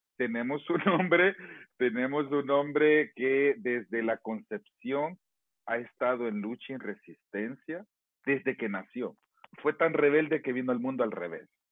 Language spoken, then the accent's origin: Spanish; El Salvador; moved away; nosotros somos salvadoreños, que estamos en la diáspora